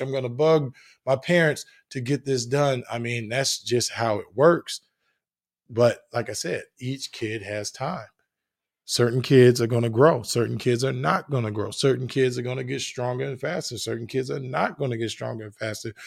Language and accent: English; New Jersey, United States; I'm from New Jersey, played on concrete and all that good stuff